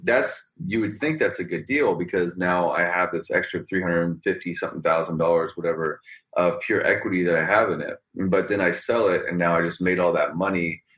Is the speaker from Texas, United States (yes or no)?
yes; Texas, United States; also born or lived in California / Houston; I was born in California, but I was pretty much raised in Texas